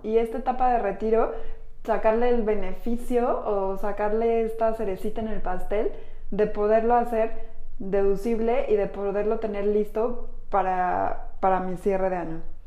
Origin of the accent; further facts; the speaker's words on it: Mexico; Somos mujeres mexicanas